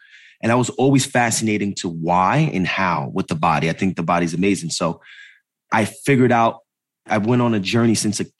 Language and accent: English; Jersey City, New Jersey, United States; born there; So I was born in Jersey City, New Jersey, and born downtown Jersey City, New Jersey.